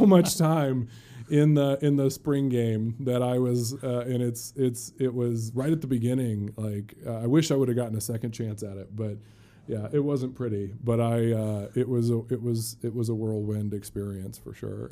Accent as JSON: {"language": "English", "town": "South Bend", "region": "Indiana", "country": "United States", "tie": "born or raised there", "also_born_or_lived": "Louisville, Kentucky", "said": "I mentioned I was born in Kentucky. I moved to South Bend. My parents have a business in South Bend, and, and I grew up just, Notre Dame was the goal in my life"}